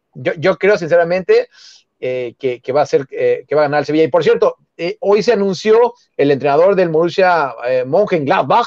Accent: Mexico City, Mexico; Yo soy Xochimilca, yo, yo soy de Jardines

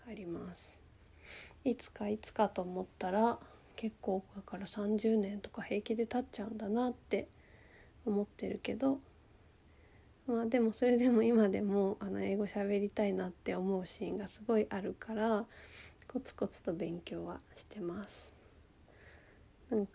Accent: Egypt; first language ja; 自分は言おうと思えばエジプト育ちの帰国子女ですって言えるんですけどほとんど帰国子女と名乗ったことはなく

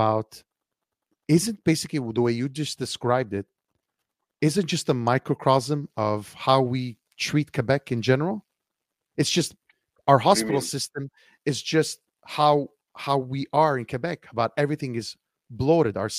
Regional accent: Sicily, Italy; I'm from Sicily

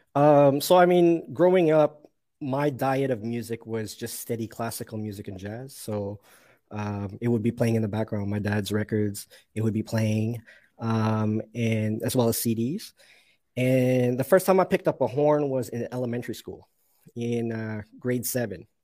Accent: Toronto, Ontario, Canada; also born or lived in Mississauga; I'm from Toronto, but I'm in a city called Mississauga

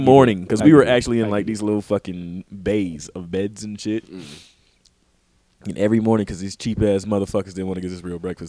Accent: the South, United States; growing up in the South

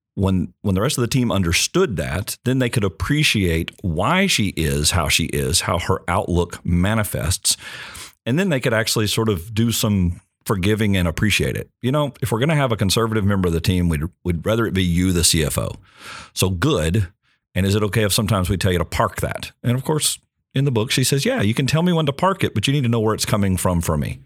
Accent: Longview, Texas, United States; Just outside Longview, Texas, small town in East Texas

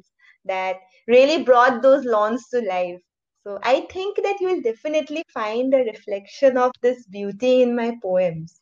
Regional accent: Jorhat, Assam, India; moved away as an adult; now in Silchar, India; I'm currently working in Silchar, but I was born and brought up in another place in Assam. It's called Jorhat

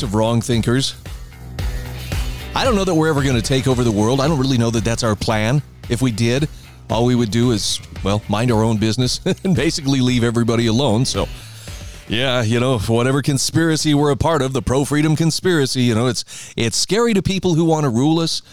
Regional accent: Idaho, United States; my home state of Idaho

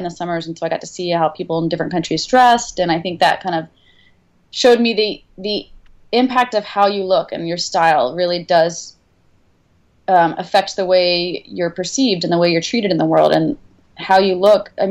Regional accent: the South, United States; well, I grew up in the South. We moved around a lot um, because my stepdad was a professor

